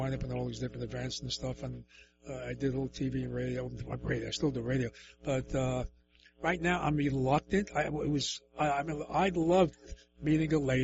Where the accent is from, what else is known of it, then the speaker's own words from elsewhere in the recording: New York City, New York, United States; I'm from the Lower East Side, so that's pretty much the same as Bronx and Brooklyn